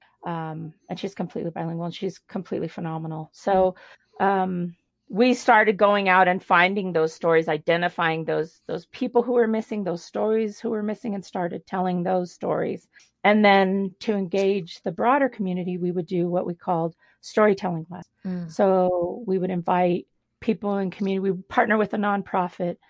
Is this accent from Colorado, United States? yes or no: yes; Denver, Colorado, United States; I grew up in Denver